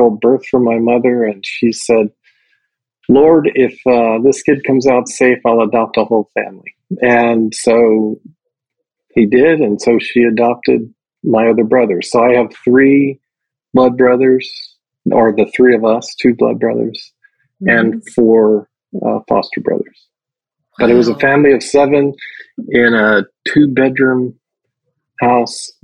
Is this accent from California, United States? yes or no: no; Hialeah, Florida, United States; I grew up in Miami, Florida. More specifically, Hialeah